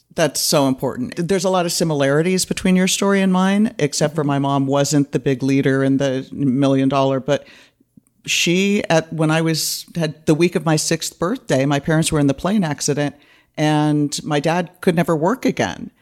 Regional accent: East Bay, California, United States; moved away as an adult; now in Los Angeles, United States; I grew up in the East Bay.

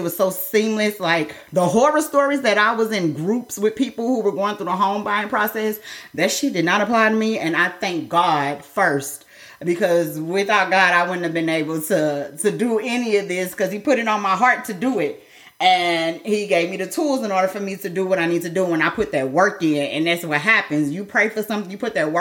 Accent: Midwest, United States; I'm from the Midwest

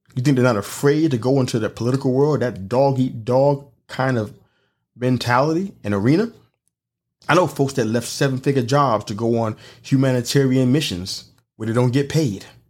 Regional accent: New York City, New York, United States; moved away; I come from New York City

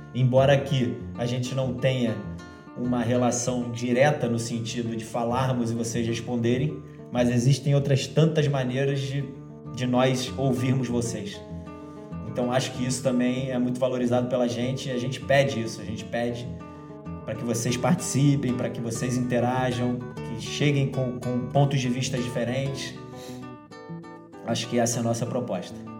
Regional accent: Rio de Janeiro, Brazil; Eu sou carioca brasileiro, né? Mas nascido no Rio de Janeiro, carioca da Gema

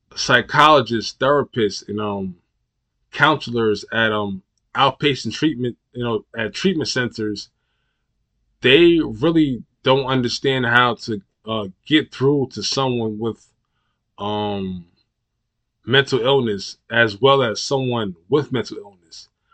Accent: New York, United States; my hometown new york

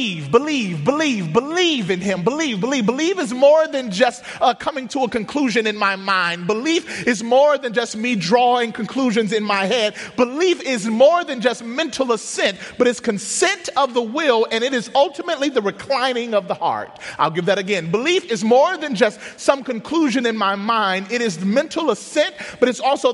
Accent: Mississippi, United States; moved away; Growing up in Mississippi, my grandfather was a pastor.

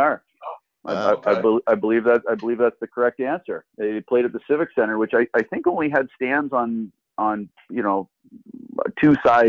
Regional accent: Toronto, Ontario, Canada; also born or lived in Oakville, Ontario / Burlington, Ontario / Ancaster, Ontario; now in Paris, Canada; I was born and raised in Etobicoke. So I sort of grew up a little closer to the city, and I played my minor hockey. We lived in Oakville for a time. We lived in Etobicoke, sort of in that area.

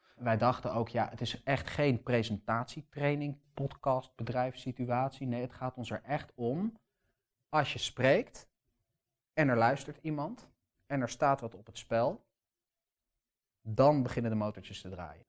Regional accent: Amsterdam, North Holland, Netherlands; Ik ben gewoon in Amsterdam geboren

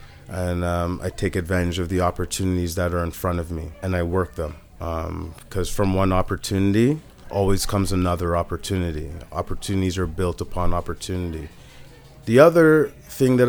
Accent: Richmond Hill, Ontario, Canada; I grew up in Richmond Hill.

